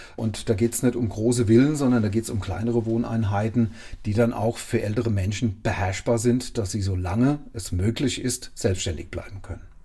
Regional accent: Lörzweiler, Rhineland-Palatinate, Germany; um meine Heimatgemeinde

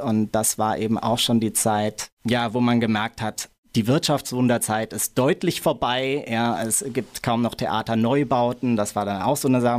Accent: Mainz, Rhineland-Palatinate, Germany; also born or lived in Berlin; Ich bin in Gonsenheim aufgewachsen, in Mainz

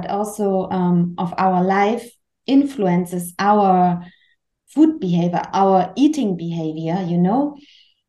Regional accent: Chemnitz, Saxony, Germany; English is a second language; moved away as an adult; And I'm from Germany. I was born in Chemnitz. It's close to Dresden. Maybe you know, it's a really big city in Saxony

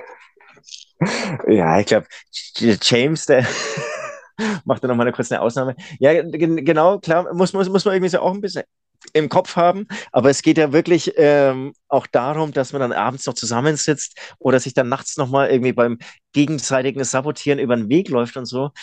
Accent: Munich, Bavaria, Germany; ich komme ja aus München

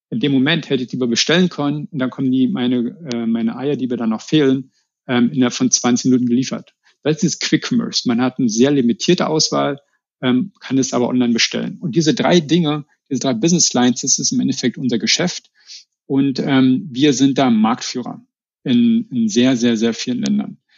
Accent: Berlin, Germany; ich bin ja aus Berlin oder aus Rand-Berlin, deswegen lag es nahe, dass wir da jetzt zurückkommen, nach Hause sozusagen

